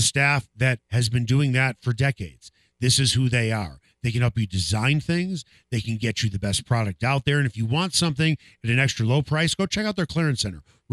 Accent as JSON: {"language": "English", "town": "Chicago", "region": "Illinois", "country": "United States", "tie": "born or raised there", "said": "I grew up in Chicago"}